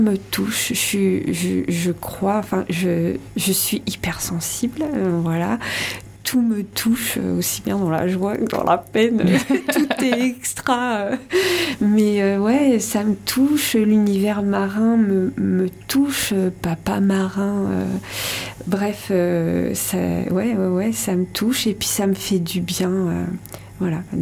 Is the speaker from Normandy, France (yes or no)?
yes; Rouen, Normandy, France; moved away as an adult; now in Landes, France; De Normandie, je suis née à Rouen.